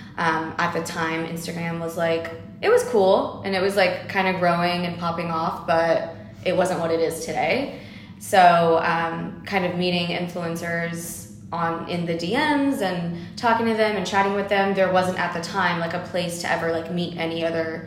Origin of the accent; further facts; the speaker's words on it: Los Angeles, California, United States; I am born here in Los Angeles